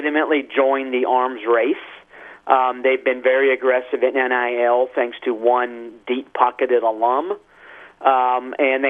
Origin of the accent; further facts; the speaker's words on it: Miami, Florida, United States; I grew up in Miami a long time ago